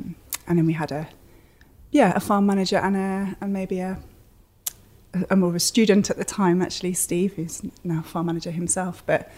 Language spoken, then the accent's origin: English; Malvern Hills village, West Midlands, United Kingdom; born and brought up in Maithen village.